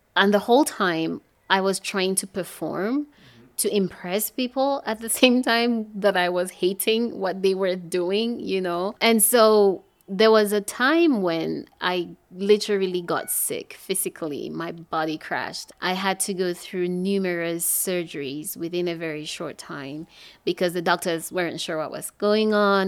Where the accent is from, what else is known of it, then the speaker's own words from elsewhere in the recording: English-speaking part of Cameroon, Anglophone Cameroon, Cameroon; I was born and raised in the English speaking part of Cameroon